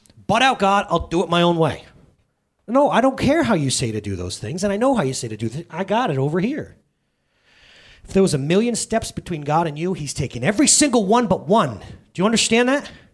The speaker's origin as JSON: {"language": "English", "country": "United States", "said": "I'm an American"}